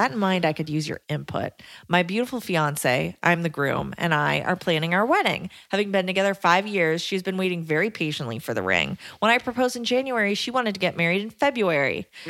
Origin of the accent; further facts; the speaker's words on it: Canada; I'm also Canadian.